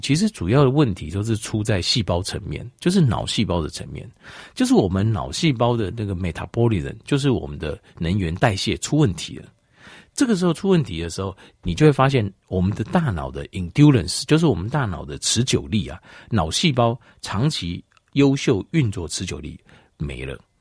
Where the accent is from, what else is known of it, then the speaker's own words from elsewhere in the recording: Taipei, Taiwan; 我几个月在台北， 我是在台北长大